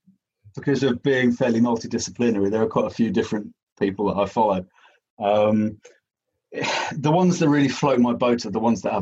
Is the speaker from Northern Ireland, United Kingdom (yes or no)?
no; London, United Kingdom; I grew up, I was born and bred in Putney.